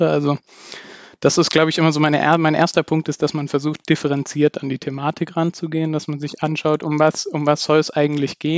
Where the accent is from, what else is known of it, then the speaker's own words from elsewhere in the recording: Bavaria, Germany; Ich komme ursprünglich aus dem Dekanatsbezirk Aldorf in Bayern äh, bei Nürnberg.